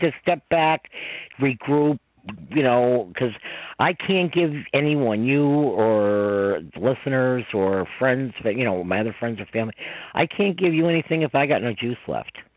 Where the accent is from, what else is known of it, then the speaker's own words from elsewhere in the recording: Westchester, New York, United States; from New York, from Westchester